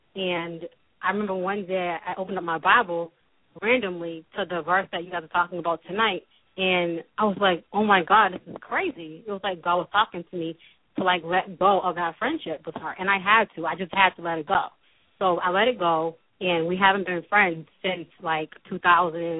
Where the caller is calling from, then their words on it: Boston, Massachusetts, United States; I'm calling from Boston